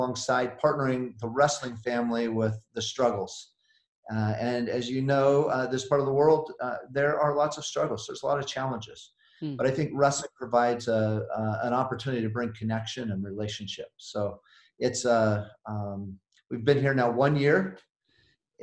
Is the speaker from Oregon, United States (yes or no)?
yes; Oregon, United States; moved away as an adult; also born or lived in Idaho / Colorado Springs, Colorado; I'm from the Northwest, born in Idaho, and but spent most of my life in the great state of Oregon